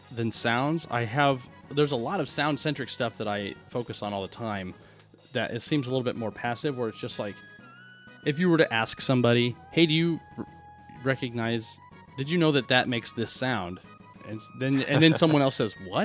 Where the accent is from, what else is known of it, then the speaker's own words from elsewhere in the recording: Midwest, United States; growing up in the Midwest